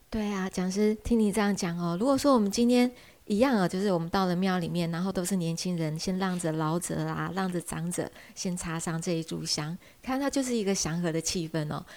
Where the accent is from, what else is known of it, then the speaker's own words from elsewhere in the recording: Taiwan; 我们台湾话会讲单咯